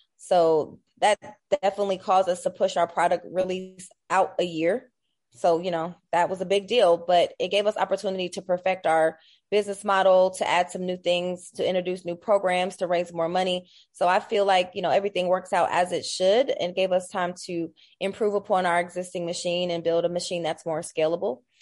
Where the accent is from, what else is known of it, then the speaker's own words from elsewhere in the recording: Columbus, Ohio, United States; I'm born and raised in Columbus, Ohio